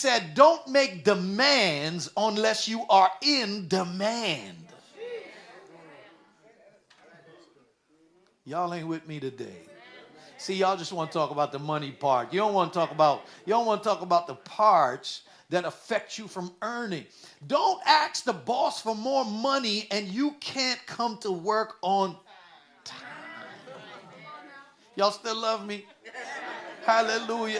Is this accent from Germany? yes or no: no; Guyana; also born or lived in New York City; now in United States; When we were young and I was growing up in Guyana